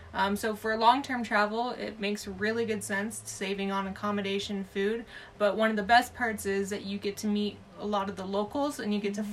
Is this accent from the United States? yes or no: yes; Southern California, United States; moved away as an adult; Had three years away from the States, where originally I'm from Southern California